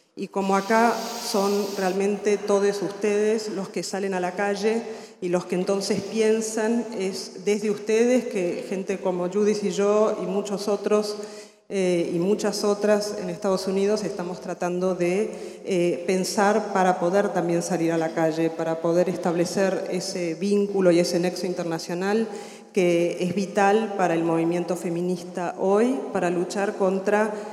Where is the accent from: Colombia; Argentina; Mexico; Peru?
Argentina; also born or lived in Berkeley, California; now in United States; soy argentina, vivo afuera hace muchos años.